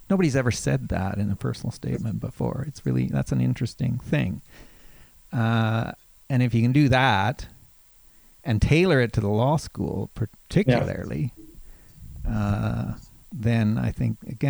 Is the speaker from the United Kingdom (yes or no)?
no; Calgary, Alberta, Canada; moved away as an adult; also born or lived in Halifax; I grew up in Calgary